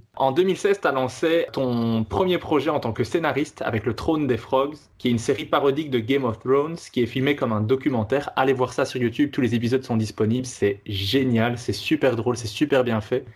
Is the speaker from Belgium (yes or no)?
yes; Belgium; also born or lived in Netherlands; Je suis belge, mais je, donne cours de, néerlandais